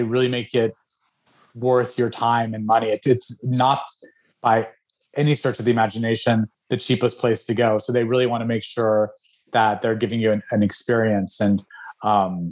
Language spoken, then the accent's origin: English; Albuquerque, New Mexico, United States; I was raised in Albuquerque, New Mexico